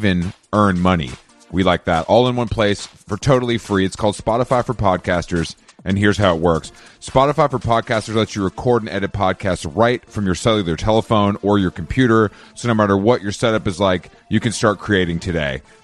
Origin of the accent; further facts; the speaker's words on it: the South, United States; as a Southerner